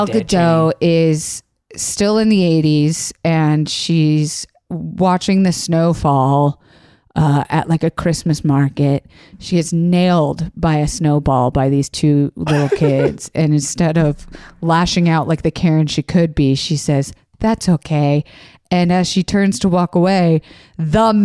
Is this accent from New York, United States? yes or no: no; Florida, United States; I'm from Florida